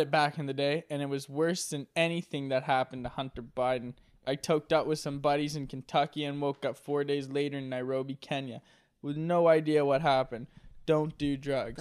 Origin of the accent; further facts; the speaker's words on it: Nova Scotia, Canada; I'm from Nova Scotia